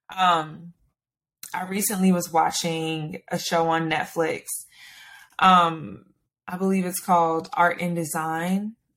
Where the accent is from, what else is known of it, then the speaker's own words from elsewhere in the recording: Stone Mountain, Georgia, United States; I'm from Stone Mountain, Georgia